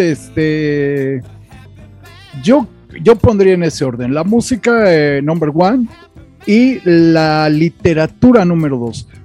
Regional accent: Mexico; como buenos machos mexicanos, estás borracho porque te dejó tu mujer

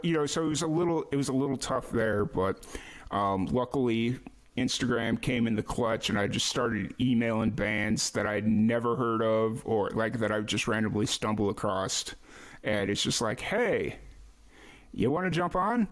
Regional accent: Chicago, Illinois, United States; moved away; I grew up in Chicago

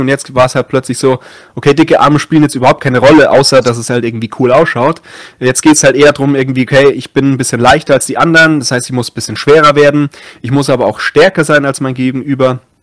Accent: Munich, Erding district, Bavaria, Germany; moved away as an adult; also born or lived in Passau; ich komme ursprünglich aus München, also in München geboren, habe dann vor allem so im Erdinger Landkreis gewohnt

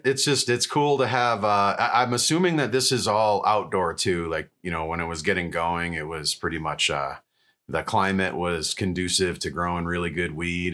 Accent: New York, United States; I'm originally from New York, so I don't know a whole lot about it.

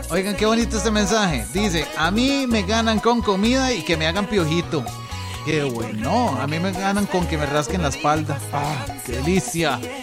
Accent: Cinchona, Alajuela, Costa Rica; moved away; yo soy de Cinchona. Vieras qué lindo que está el pueblo por allá.

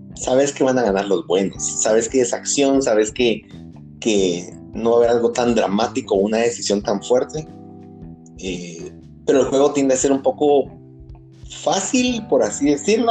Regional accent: Guatemala; como buen chapín

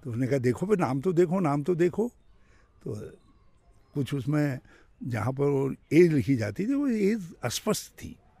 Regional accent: village near Chaunaliya and Deolikhet, Uttarakhand hills, India; also born or lived in Ramnagar; primary तक तो गांव जी और प्राइमरी के बाद जूनियर हाई स्कूल में भी गांव से

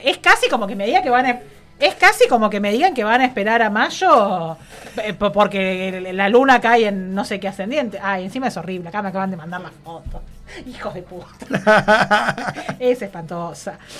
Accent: Argentina; esos somos los argentinos

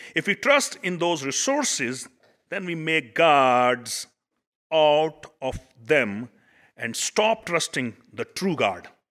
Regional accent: Pakistan; now in United States; I come from Pakistan

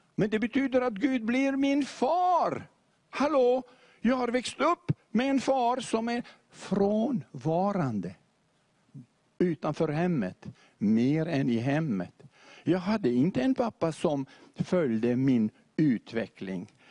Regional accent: Beirut, Beirut Governorate, Lebanon; also born or lived in Montenegro; jag växte upp nu i Beirut med moskén på vänstra sidan

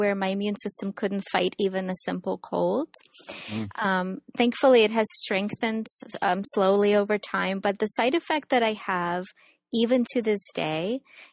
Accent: Ukraine; now in San Diego, United States; I was born and raised in Ukraine

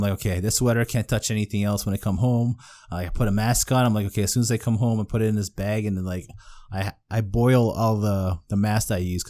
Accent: Philippines; I'm Filipino though, man. We like we grew up on hot dogs, bro.

